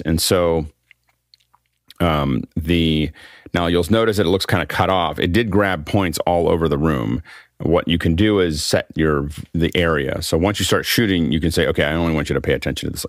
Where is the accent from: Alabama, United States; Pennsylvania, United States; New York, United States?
Pennsylvania, United States; Freeport; Freeport, Pennsylvania, my, my hometown